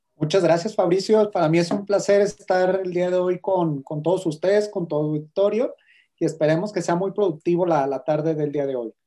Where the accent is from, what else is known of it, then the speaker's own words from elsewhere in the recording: Guadalajara, Jalisco, Mexico; soy de Guadalajara, Jalisco